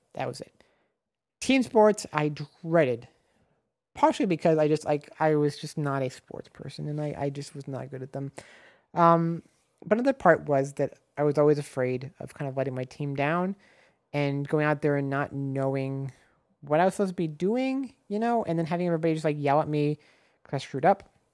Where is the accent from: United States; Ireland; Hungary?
United States; Nebraska; moved away as an adult; now in Los Angeles, United States; I am from Nebraska originally, now I live in Los Angeles